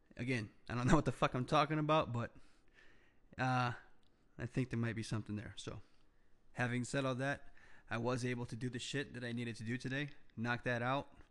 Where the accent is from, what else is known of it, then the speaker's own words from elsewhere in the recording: United States; as an entrepreneur, as a American